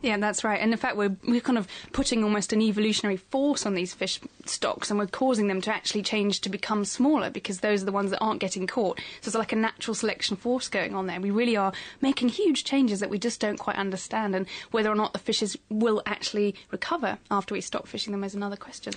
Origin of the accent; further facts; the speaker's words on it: England, United Kingdom; accent: English, posh; our English accents